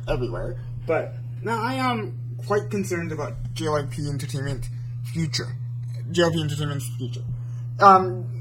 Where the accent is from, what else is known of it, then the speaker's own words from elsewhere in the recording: South Korea; I'm from South Korea